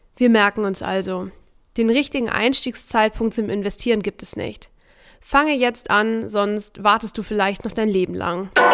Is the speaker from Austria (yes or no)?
no; Germany; bei uns in Deutschland